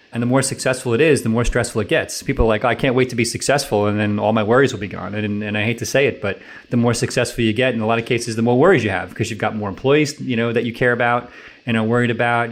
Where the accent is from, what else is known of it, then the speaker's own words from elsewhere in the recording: New York City, New York, United States; moved away; I'm from New York City area originally